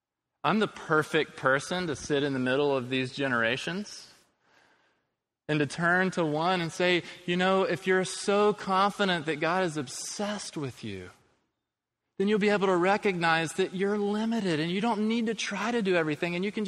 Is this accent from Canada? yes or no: yes; Quebec, Canada; born there; I was born in Quebec, Canada, in a society that at the time of my birth was collectively rejecting organized religion.